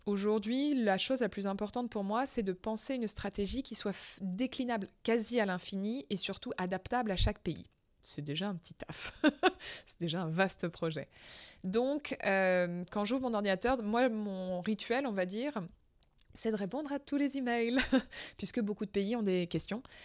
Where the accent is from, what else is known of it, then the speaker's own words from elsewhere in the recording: France; je suis française